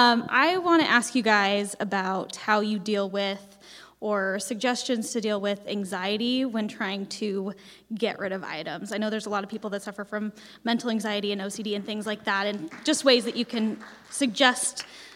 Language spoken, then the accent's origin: English; Mesa, Arizona, United States; born and raised in Mesa, Arizona.